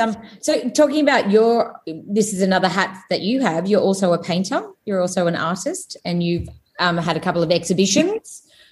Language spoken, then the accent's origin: English; Gold Coast, Queensland, Australia; I grew up on the Gold Coast